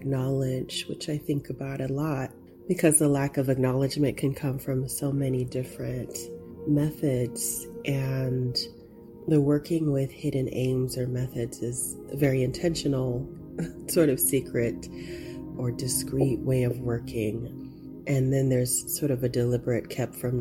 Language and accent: English; Oklahoma, United States; moved away as an adult; also born or lived in New York / Netherlands; my own experience of growing up in Oklahoma